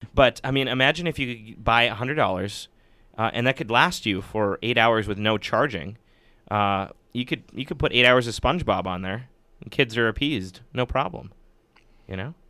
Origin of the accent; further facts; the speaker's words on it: Superior, Wisconsin, United States; now in Madison, United States; my parents would oftentimes drive me all the way down from my hometown, which is superior